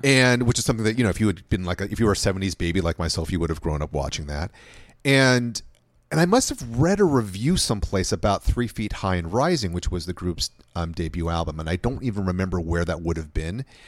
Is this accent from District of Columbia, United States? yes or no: no; Los Angeles, California, United States; I grew up in, in LA of the 1980s